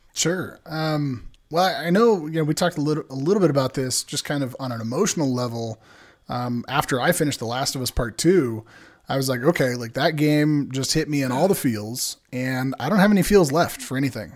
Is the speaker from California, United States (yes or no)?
yes; San Diego, California, United States; born and raised in San Diego in Southern California